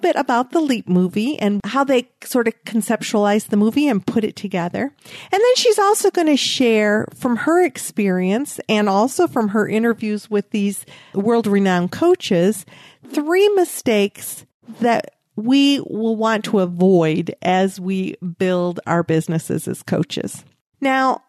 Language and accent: English; Michigan, United States; now in Texas, United States; growing up in Michigan